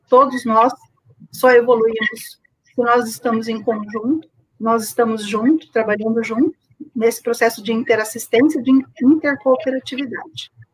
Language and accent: Portuguese; Campo Grande, Mato Grosso do Sul, Brazil; sou de Campo Grande, Mato Grosso do Sul